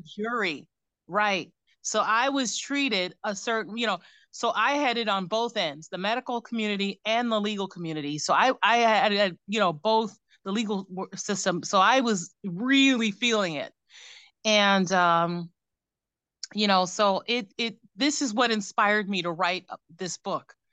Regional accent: Cleveland, Ohio, United States; moved away; also born or lived in New York; I am from Ohio, born and raised in Cleveland

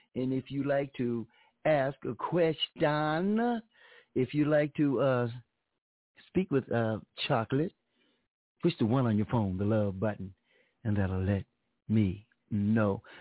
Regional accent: Pomona, California, United States; I'm from Pomona

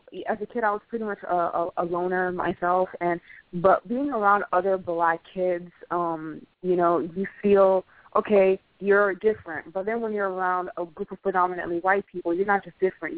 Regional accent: South Florida, United States; I was raised in South Florida, which is a melting pot of cultural diversity

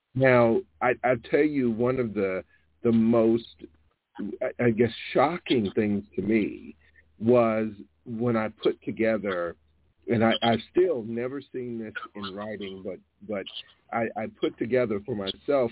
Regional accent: Alabama, United States; where I was born and raised in Alabama, about 30 yards from where I grew up, where I spent most of my childhood

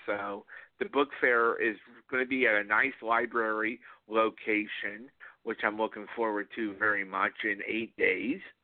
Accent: South Florida, United States; I, I grew up in South Florida

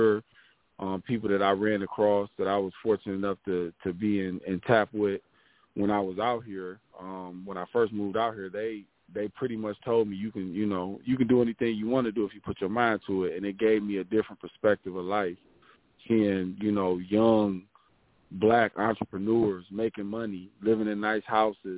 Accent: Detroit, Michigan, United States; now in Pontiac, United States; growing up in Detroit, man, it was hard. The east side is no joke

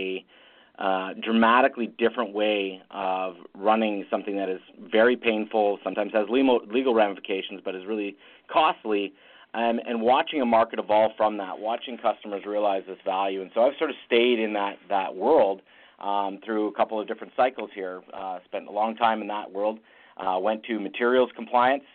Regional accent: Ottawa, Ontario, Canada; born and raised in Ottawa, Canada

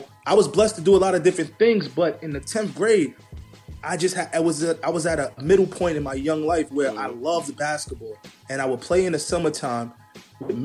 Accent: New York City, New York, United States; growing up in the Bronx, I grew up with not a lot

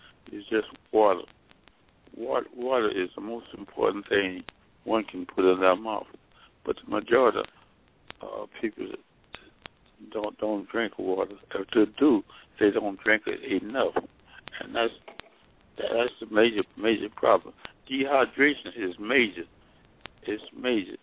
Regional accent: Mississippi, United States; moved away as an adult; also born or lived in Alabama / Nashville, Tennessee / Washington, D.C. / Daytona Beach, Florida; I'm from Mississippi, where I graduated from high school in 1946

